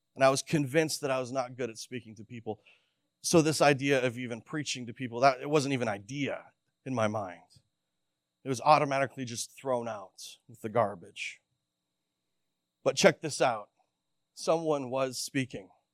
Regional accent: Canada; When I was thirteen or fourteen years old, I was growing up in Canada, and we had just moved from a, a large city to the, a, a very remote part of the province.

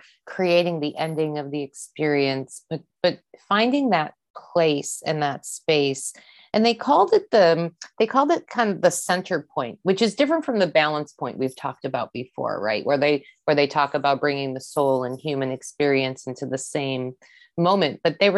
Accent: East Coast, United States; growing up on the East Coast of the US, I didn't really have an awareness.

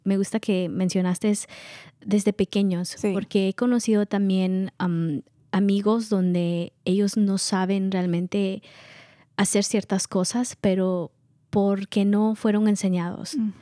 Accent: Guatemala; now in United States; Somos de Guatemala

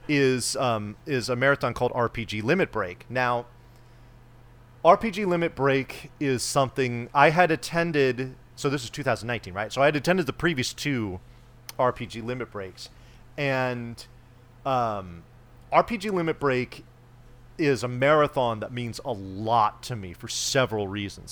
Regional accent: California, United States; I have never lived outside of the state of California

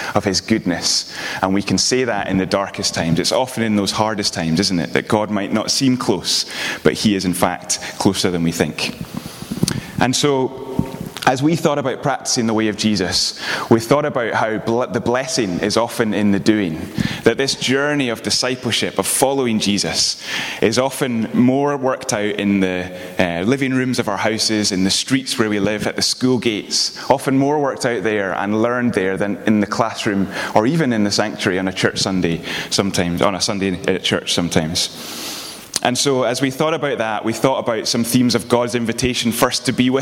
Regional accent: Edinburgh, Scotland, United Kingdom; moved away as an adult; also born or lived in Aberdeen; now in Glasgow, United Kingdom; I do live in Glasgow. I am originally from Edinburgh

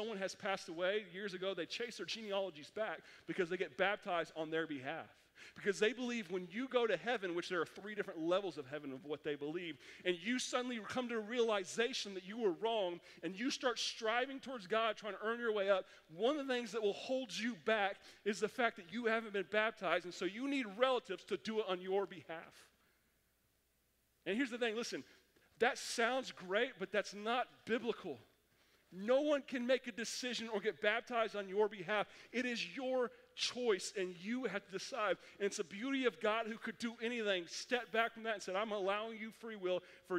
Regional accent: Oklahoma, United States; I'm from Oklahoma

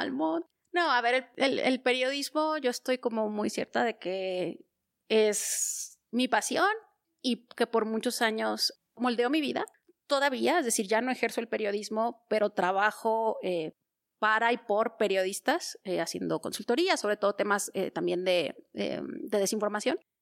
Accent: Torreón, Coahuila, Mexico; also born or lived in Gómez Palacio, Durango; yo nací en Torreón, en estricto sentido en Gómez Palacio, pero para mayor referencia geográfica en Torreón

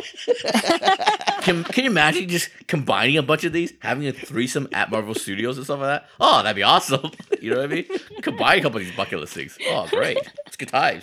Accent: United States; I grew up in America

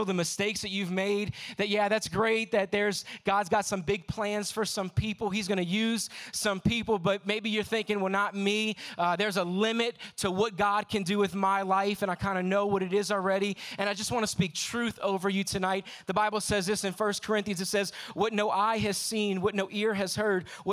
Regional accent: New Orleans, Louisiana, United States; I am from New Orleans, Louisiana

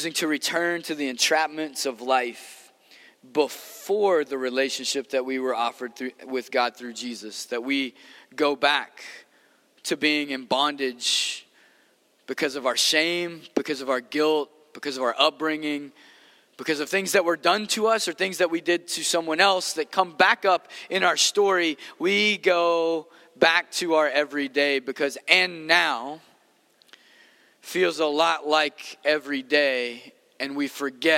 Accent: Maysville, Kentucky, United States; also born or lived in Los Angeles; this is where I grew up

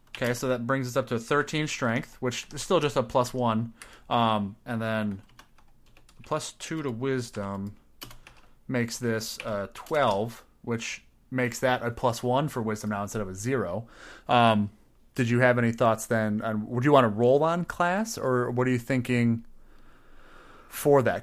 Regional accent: Midwest, United States; I may be Midwestern

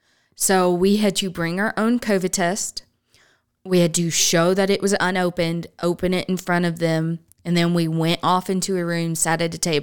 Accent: California, United States; we're from California and you know, other places

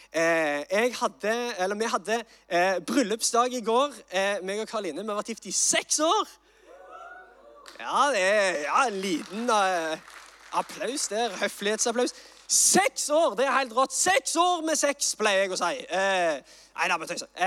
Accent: Sandnes, Rogaland, Norway; jeg er fra Sandnes

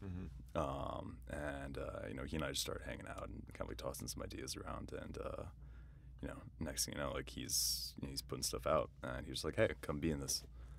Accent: East Coast, United States; growing up on the East Coast, you get seasons.

